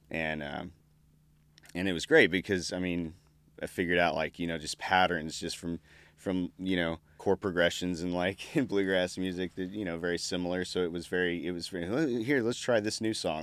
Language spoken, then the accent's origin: English; Artesia, New Mexico, United States; I grew up in New Mexico, born and raised in New Mexico, um, southeastern part, town of ten thousand people, I guess, called Artesia